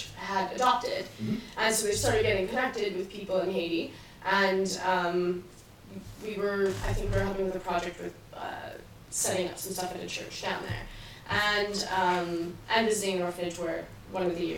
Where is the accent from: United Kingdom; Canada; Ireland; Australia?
Canada; But I grew up in a small town. I grew up in Sunny Plain.